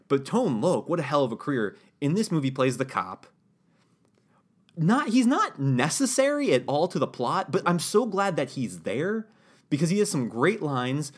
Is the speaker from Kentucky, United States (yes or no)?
no; California, United States; We're from California, bro, right? You and me are from California